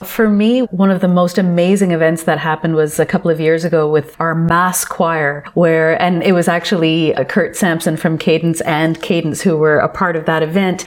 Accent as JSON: {"language": "English", "town": "Toronto", "region": "Ontario", "country": "Canada", "tie": "born or raised there", "said": "I was born and raised in Toronto"}